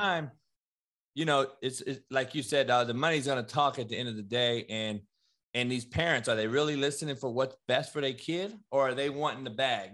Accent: Compton, California, United States; growing up in Compton

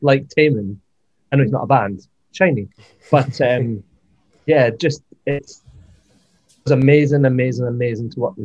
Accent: Scotland, United Kingdom; I grew up with her in Scotland

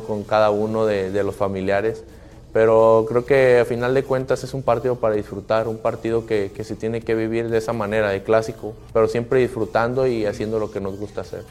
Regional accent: Mexico; como mexicanos

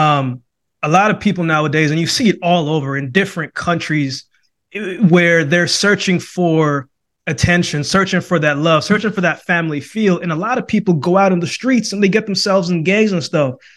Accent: Jamaica; originally I was born in Jamaica

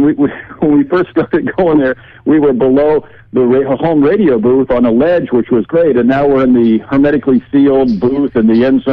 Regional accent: Iowa, United States; growing up in Iowa

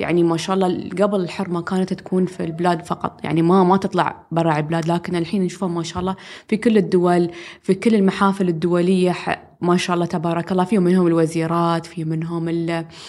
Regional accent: United Arab Emirates; نحن من الإمارات

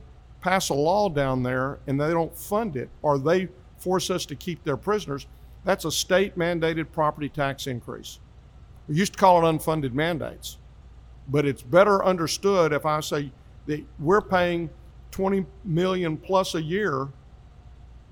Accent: Grand Prairie, Texas, United States; now in Hurst, United States; I grew up in Grand Prairie, part of Dallas County.

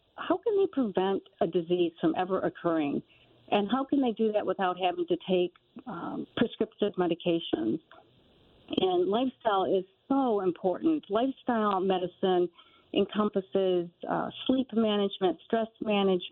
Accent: Michigan, United States; also born or lived in Pittsburgh; I'm from Michigan, but went to Pittsburgh

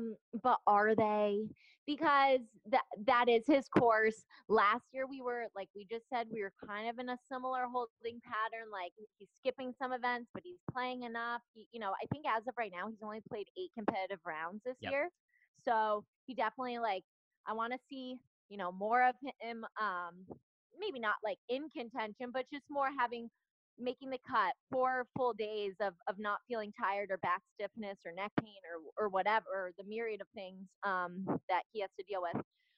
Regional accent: Connecticut, United States; which is my, basically where I'm from. I'm from

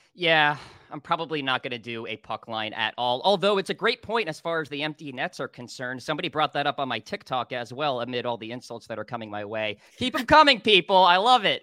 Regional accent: New Hampshire, United States; I'm from New Hampshire

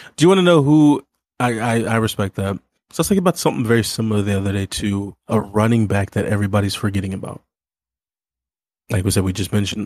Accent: Missouri, United States; moved away; growing up in Missouri

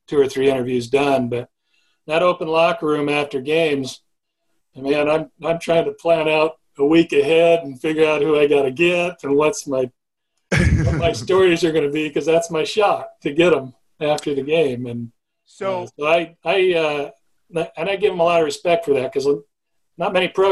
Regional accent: Seattle, Washington, United States; I grew up Seattle area

